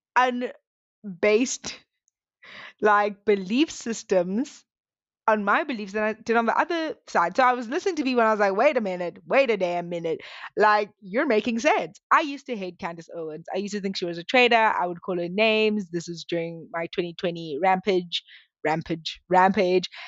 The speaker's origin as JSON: {"language": "English", "country": "South Africa", "tie": "born or raised there", "said": "I grew up in South Africa"}